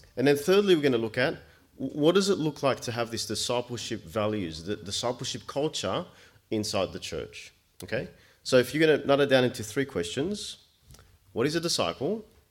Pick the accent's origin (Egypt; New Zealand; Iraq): Egypt; I was born in Egypt